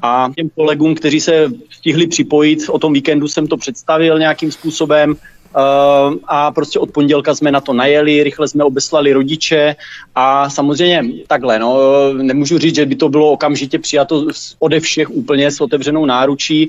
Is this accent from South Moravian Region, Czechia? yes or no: no; Troubky, Olomouc Region, Czechia; now in Tovačov, Czech Republic; já pocházím z Troubek, byť dnes bydlím tady vedle v Tovačově pět kilometrů